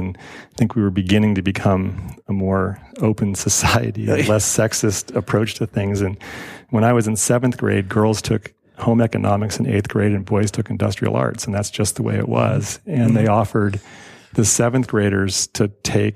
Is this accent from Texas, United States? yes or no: no; Carmel, California, United States; I grew up in Carmel